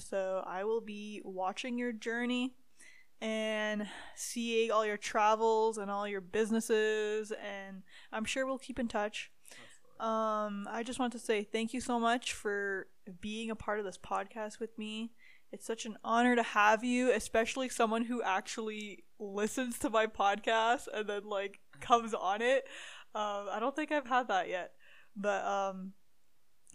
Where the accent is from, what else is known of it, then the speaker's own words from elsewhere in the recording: Ontario, Canada; moved away as an adult; now in Calgary, Canada; I am moving back to Ontario in a couple days